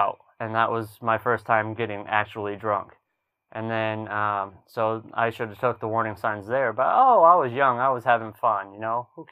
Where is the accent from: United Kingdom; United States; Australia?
United States; south of Boston, Massachusetts; moved away as an adult; also born or lived in Alaska; I'm a city boy. I'm from Massachusetts. I'm from south of Boston